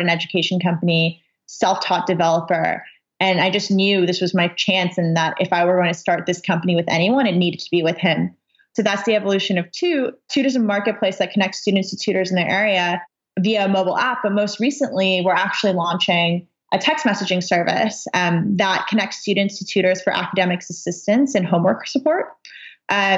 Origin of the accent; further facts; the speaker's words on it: Los Angeles, California, United States; born and raised in Los Angeles